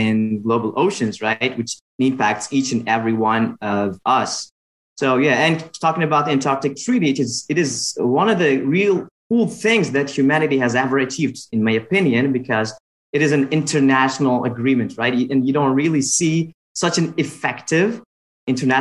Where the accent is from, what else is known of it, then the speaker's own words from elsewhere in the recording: Uzbekistan; I am from Uzbekistan